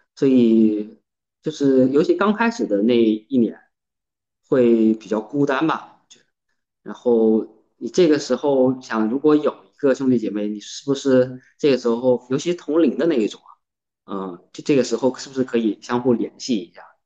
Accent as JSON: {"language": "Chinese", "region": "Jiangsu", "country": "China", "tie": "born or raised there", "moved": "as an adult", "lives_now": "Zhejiang, China", "said": "我现在三十出头，然后在浙江工作，然后出生地是江苏"}